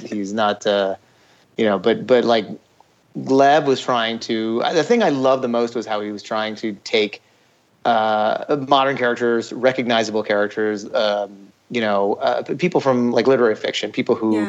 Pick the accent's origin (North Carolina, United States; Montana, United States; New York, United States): New York, United States; Ithaca; I grew up in Ithaca, New York